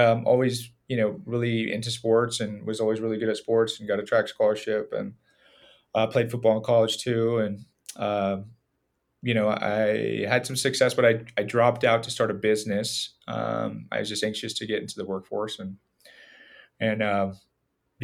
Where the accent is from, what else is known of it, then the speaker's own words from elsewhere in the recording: San Jose, California, United States; I grew up in San Jose